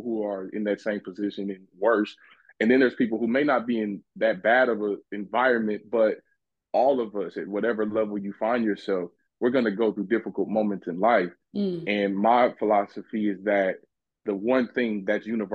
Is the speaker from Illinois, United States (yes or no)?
no; Los Angeles, California, United States; moved away; I come from a pretty rough background, as one would say. I was originally from South Central Los Angeles, California